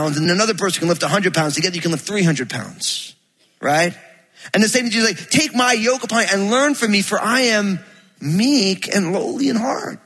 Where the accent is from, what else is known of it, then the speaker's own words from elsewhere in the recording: New Jersey, United States; I'm from Jersey